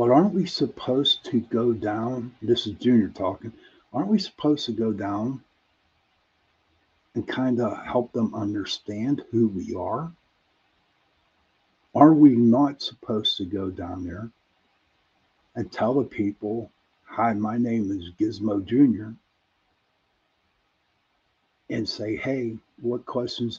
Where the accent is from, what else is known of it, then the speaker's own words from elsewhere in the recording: Pittsburgh, Pennsylvania, United States; accent: Pittsburgh; You have to excuse the way I pronounce words because I am from Pittsburgh, and Michael knows and Tommy knows, Doreen knows. that we have a different type of accent here